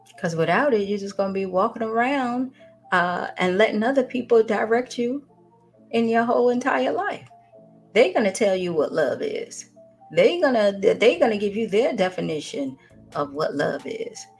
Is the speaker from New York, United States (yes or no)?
yes; New York, United States; moved away as an adult; now in Atlanta, United States; originally I'm from New York, and then I moved here to Atlanta in 97 to go to college